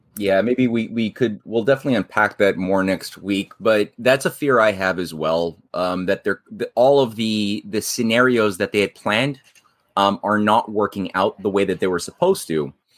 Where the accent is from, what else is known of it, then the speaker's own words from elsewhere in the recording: Canada; we had our own CSA in Canada